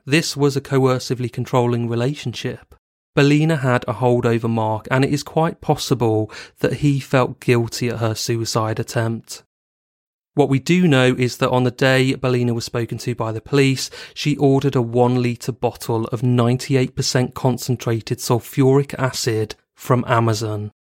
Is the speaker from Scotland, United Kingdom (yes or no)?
no; Bristol, South West England, United Kingdom; living in Bristol, a city in the southwest of England, and also my hometown